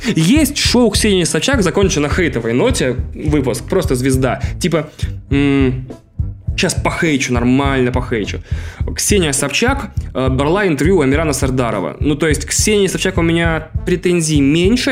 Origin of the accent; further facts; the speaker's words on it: Russia; Я, э, ездил в детстве в Финляндию несколько раз, э, потому что мой город был близко к Финляндии